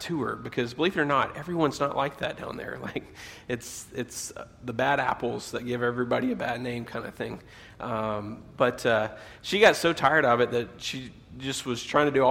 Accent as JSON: {"language": "English", "region": "southern U.S.", "country": "United States", "tie": "born or raised there", "moved": "yes", "said": "I am originally from the States, that I grew up in the southern U.S."}